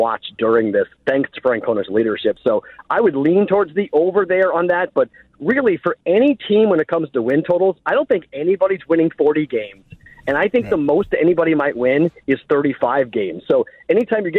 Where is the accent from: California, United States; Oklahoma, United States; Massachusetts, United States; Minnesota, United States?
Massachusetts, United States; Boston; I'm a Bostonian